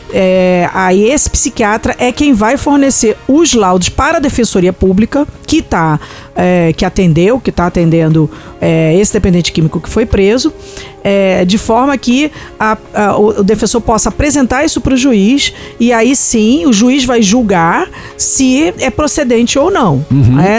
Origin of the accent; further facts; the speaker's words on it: Rio de Janeiro, Brazil; Quando você vai para cidade como Rio de Janeiro, de onde eu vim, ali sim o trem é pesado, o trem é ruim.